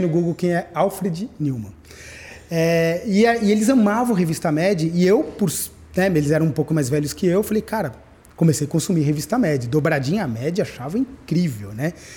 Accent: São Paulo, Brazil; eu nasci em São Paulo. É, eu nasci na maternidade de São Paulo

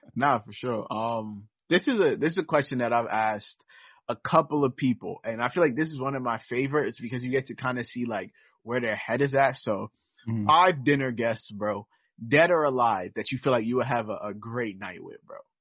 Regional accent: New York City, New York, United States; I've I've lived in New York basically my my entire life

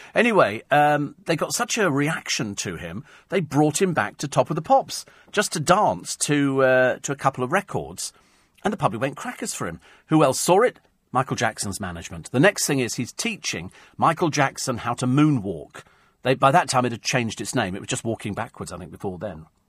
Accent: United Kingdom; I'm British

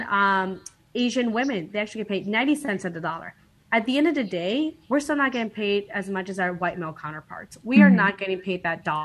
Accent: Guatemala; moved away; I was born in Guatemala

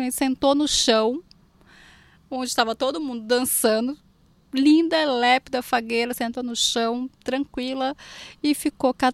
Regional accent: Olinda, Pernambuco, Brazil; now in São Paulo, Brazil; Eu sou pernambucaníssima, sou lindensíssima, sou de Olinda.

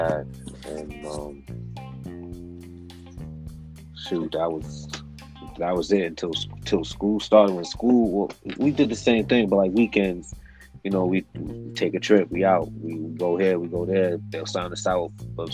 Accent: Connecticut, United States; also born or lived in Long Island, New York; I was born in Long Island, New York. Moved to Connecticut to start school, and I'm still in Connecticut now.

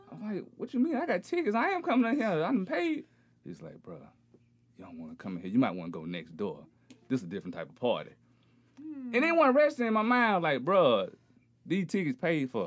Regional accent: Beatrice, Alabama, United States; also born or lived in Auburn, Alabama; I'm originally from Alabama

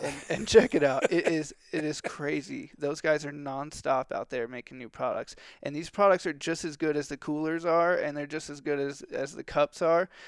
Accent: Texas, United States; also born or lived in California; I'm from Texas

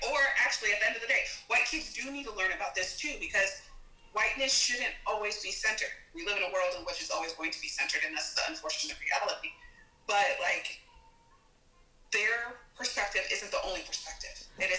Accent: United States; I was born here in the States.

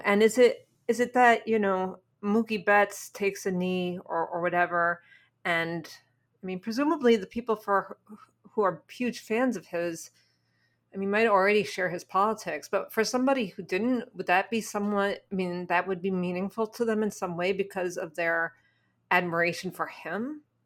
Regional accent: New York, United States; now in Washington, D.C., United States; I might live in D C, but I am a New Yorker

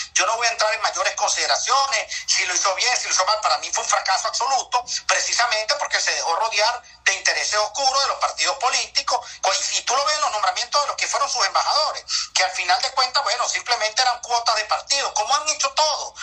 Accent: Lara, Venezuela; yo que soy de Lara como Henry Falcón

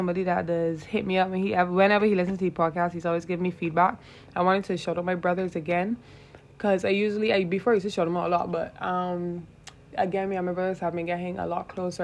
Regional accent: Barbados; I am from Barbados. That's the island that I am from

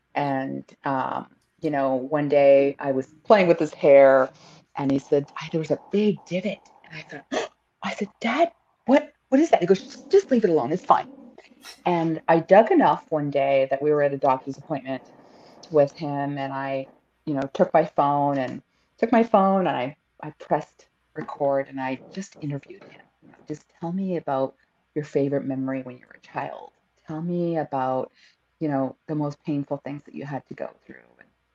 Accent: Greece; born there; And, you know, my dad, we immigrated to this country from Canada, from Greece. I was born in Greece.

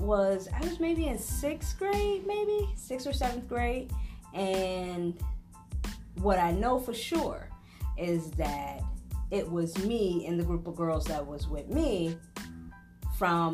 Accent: Chicago, Illinois, United States; I am a Chicagoan. I was born and raised in Humboldt Park, Chicago in the 90s

